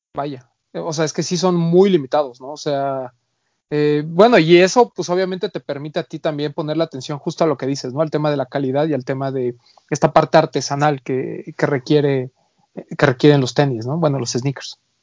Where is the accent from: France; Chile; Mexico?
Mexico; de este lado, en, en México